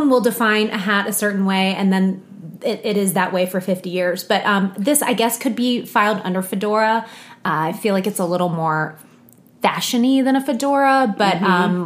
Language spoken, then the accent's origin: English; Alpharetta, Georgia, United States; also born or lived in Arcadia, California / outside Chicago, Illinois; my parents moved us down here to Metro Atlanta. And I spent the majority of my teen years in Alpharetta. That's kind of where I went to middle school, high school